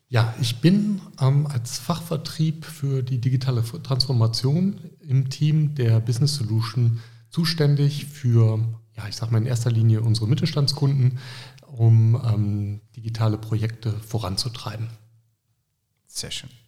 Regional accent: Düsseldorf, North Rhine-Westphalia, Germany; Wer mich kennt, der weiß, ich bin Düsseldorfer

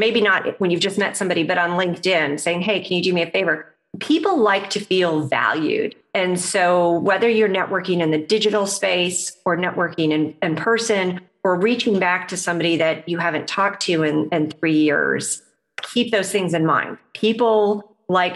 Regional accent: Midwest, United States; I'm a Midwesterner. So Midwesterner US

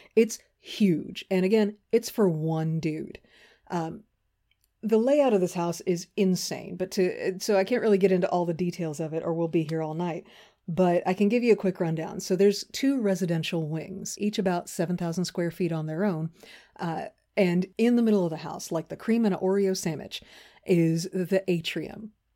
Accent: Seabrook, Texas, United States; When I was a kid, uh, growing up in the Seabrook area, south of Houston

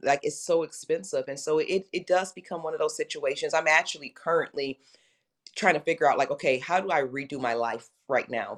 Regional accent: Detroit, Michigan, United States; I grew up in Detroit

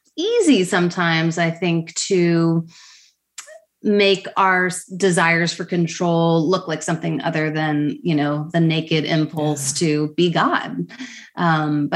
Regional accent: United States; moved away as an adult; also born or lived in Toronto, Canada; So I'm an American who was living away for many years, about 11 years outside of the US, but we're back to Cincinnati to care for aging parents.

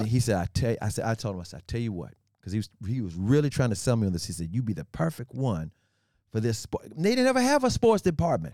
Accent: Memphis, Tennessee, United States; also born or lived in Oklahoma City, Oklahoma; I was growing up in Memphis, uh, when I went to grade school in Oklahoma City, and we, we moved to Memphis when I was in the mid, middle school.

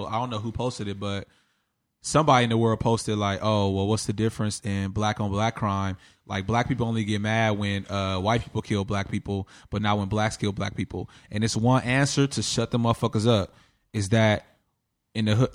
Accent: Compton, California, United States; growing up in Compton

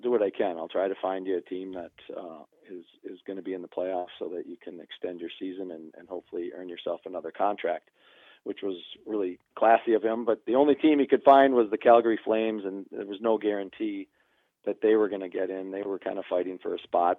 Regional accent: Minneapolis, Minnesota, United States; I'm from Minneapolis

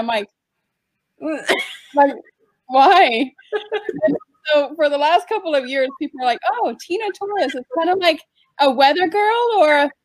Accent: San Diego, California, United States; moved away as an adult; I grew up in California in San Diego. I lived there for like 22 years

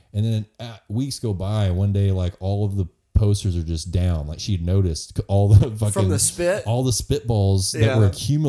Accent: Hurst, Texas, United States; I'm actually was from the Fort Worth side. I grew up in Hearst actually, which is technically mid cities.

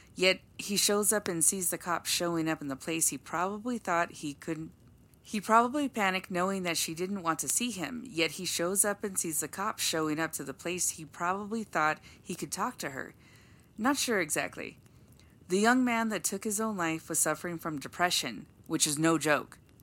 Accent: Los Angeles, California, United States; moved away; Growing up in Los Angeles, California, Universal was a place we visited quite often

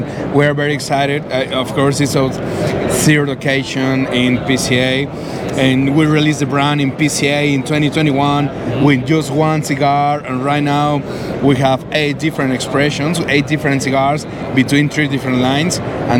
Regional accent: Jalisco, Mexico; I'm from Jalisco, the land of tequila.

